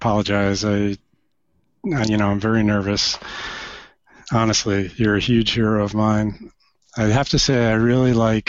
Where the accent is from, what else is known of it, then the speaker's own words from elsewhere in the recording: New York City, New York, United States; I'm from New York originally.